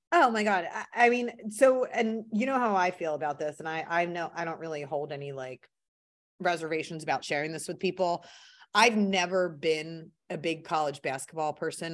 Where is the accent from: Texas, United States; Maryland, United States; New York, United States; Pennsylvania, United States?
Pennsylvania, United States; Philadelphia; growing up in Philly.